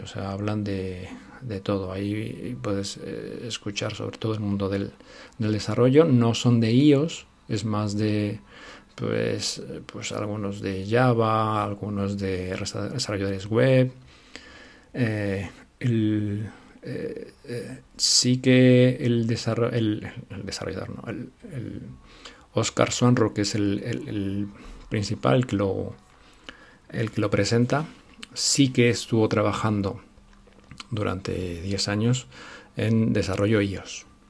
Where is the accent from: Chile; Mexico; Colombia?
Mexico; now in Spain; Yo soy mexicano.